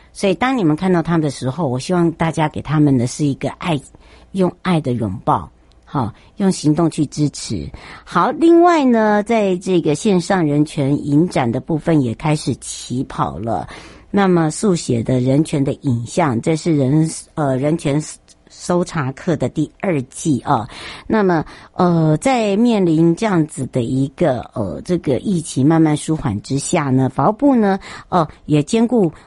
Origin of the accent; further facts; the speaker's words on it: Taiwan; 我们台湾人真的很好，台湾人的温暖，台湾人的人情味